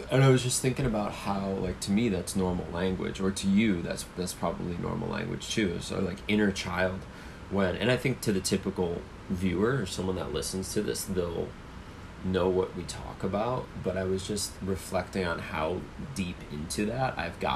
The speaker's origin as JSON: {"language": "English", "town": "Cleveland", "region": "Ohio", "country": "United States", "tie": "born or raised there", "moved": "yes", "said": "my hometown in Cleveland"}